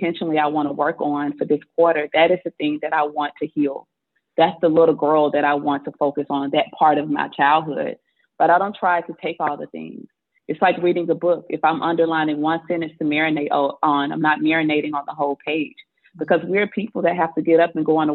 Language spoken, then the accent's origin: English; Mississippi, United States; I grew up in Mississippi